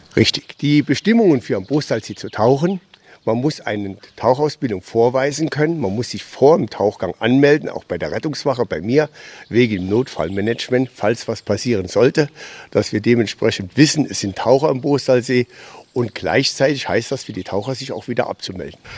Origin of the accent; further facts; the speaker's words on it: Saarland, Germany; Ich bin ein richtiger waschechter Saarländer